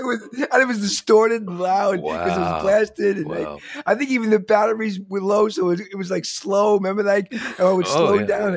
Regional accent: Long Island, New York, United States; I'm in the city. I was wondering. I grew up in Long Island. I grew up in a suburban Long Island with a backyard and grass.

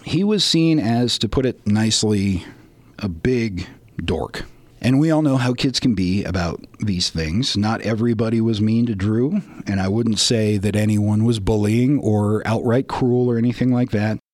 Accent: Colorado, United States; I was also from Colorado, and the camp is only an hour's drive from where I grew up

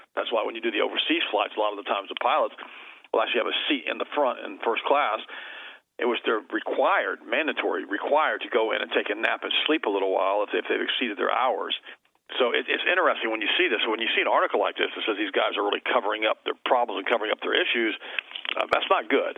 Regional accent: Florida, United States; I was raised here

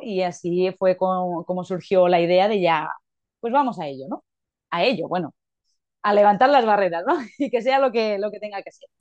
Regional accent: Mallorca, Balearic Islands, Spain; soy de Mallorca, mi pareja Alberto también

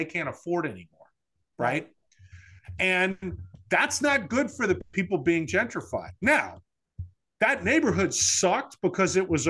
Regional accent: New Orleans, Louisiana, United States; when I grew up in New Orleans

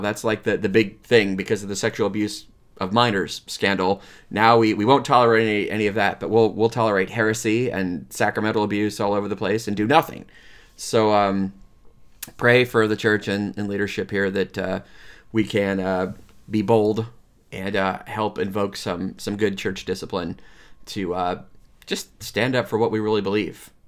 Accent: Lansing, Michigan, United States; I grew up in Saint, uh, Francis de Sales Parish in Lansing

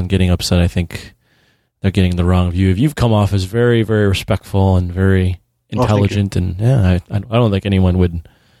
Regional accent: Philippines; just being Filipino, the way the Japanese treated our people in World War II

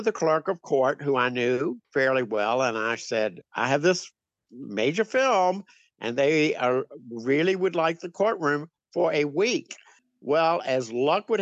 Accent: Richmond, Virginia, United States; now in Petersburg, United States; I grew up in Richmond

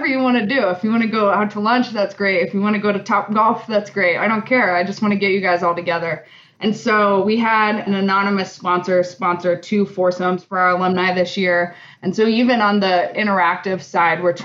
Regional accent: Alaska, United States; now in Colorado, United States; I'm from Alaska.

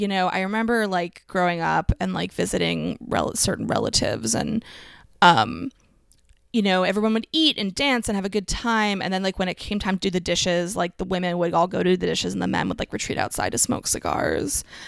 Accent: Allentown, Pennsylvania, United States; moved away; I grew up in Allentown, um, but we did move.

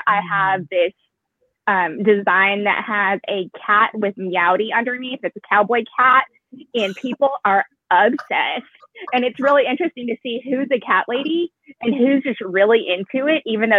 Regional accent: Texas, United States; my identity as an Asian American Texan.

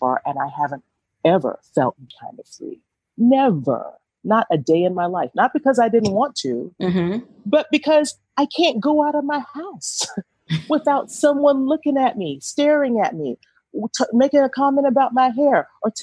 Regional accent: Atlanta, Georgia, United States; I'm from Atlanta, so I'm going to sound like I'm from the trap

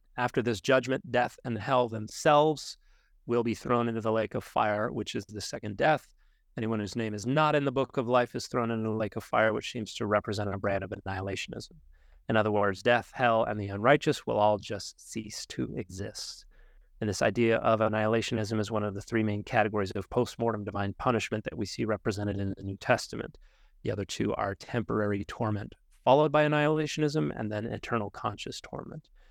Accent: United States; as particularly American Christians

